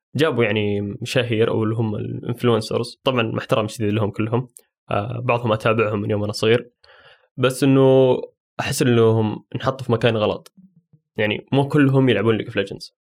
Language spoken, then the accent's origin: Arabic; Saudi Arabia; عندنا في السعودية